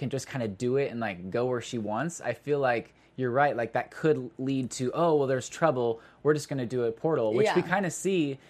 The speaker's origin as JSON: {"language": "English", "region": "Missouri", "country": "United States", "said": "I'm from Missouri"}